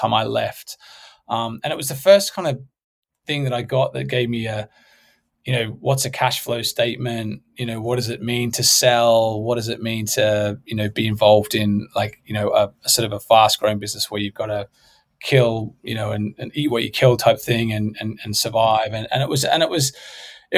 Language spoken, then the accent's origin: English; Australia; I'm from Australia